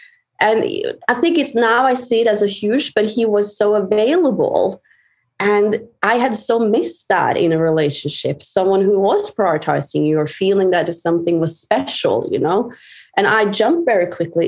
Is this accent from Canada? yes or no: no; Norway; I'm from Norway